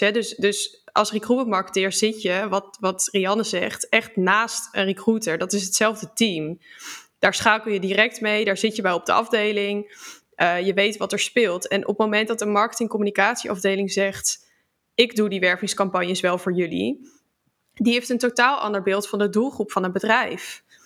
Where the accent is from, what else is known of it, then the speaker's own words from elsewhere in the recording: Utrecht, Netherlands; kom uit Utrecht